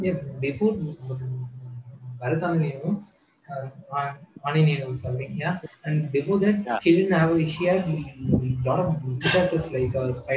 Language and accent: English; Kerala, India; born there; Yeah, and one thing is I said I was born in Kerala, right? My first 2 years were in Kerala